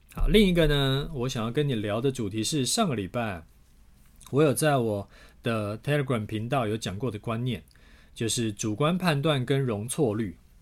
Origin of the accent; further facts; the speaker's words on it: Taiwan; 我们台湾人收入的数据